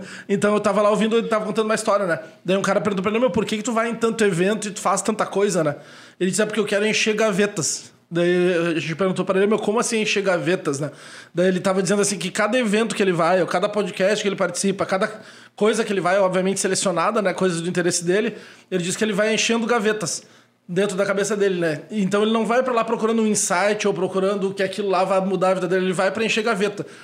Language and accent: Portuguese; Uruguaiana, Rio Grande do Sul, Brazil; moved away; also born or lived in Porto Alegre / Palmeira das Missões / São Francisco de Assis; me criei em Uruguaiana a gente saiu daqui, eu tinha três meses